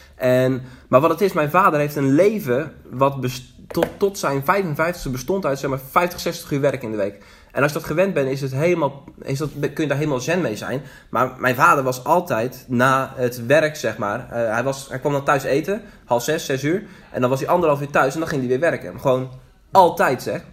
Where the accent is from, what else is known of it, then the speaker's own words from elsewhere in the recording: Zeeland, Netherlands; geboren en getogen in Zeeland.